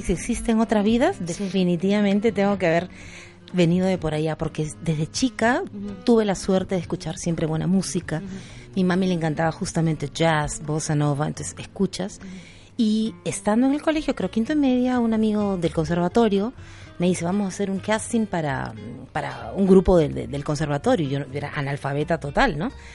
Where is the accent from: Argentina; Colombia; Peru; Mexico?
Peru; como buena peruana